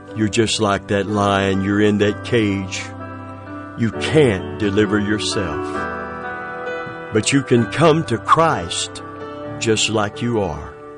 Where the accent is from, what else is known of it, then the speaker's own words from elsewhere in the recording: Tampa, Florida, United States; I'm from Tampa, Florida